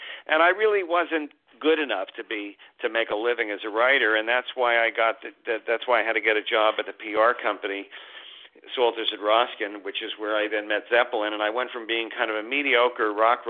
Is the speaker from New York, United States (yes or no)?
yes; Hastings-on-Hudson, New York, United States; I grew up in the suburbs of New York City. It was Westchester County, a town called Hastings-on-Hudson. And it was about 40 minutes outside of the city.